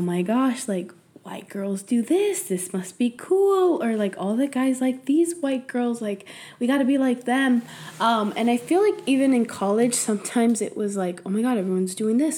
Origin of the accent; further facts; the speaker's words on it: San Jose, California, United States; first language Spanish; English is a second language; I grew up in East Side San Jose, which is predominantly Latinos